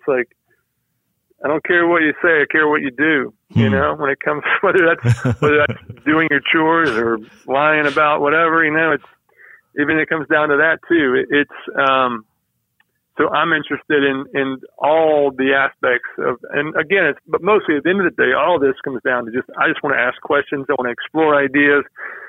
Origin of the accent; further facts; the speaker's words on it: the South, United States; because I'm a Southerner who is a person of faith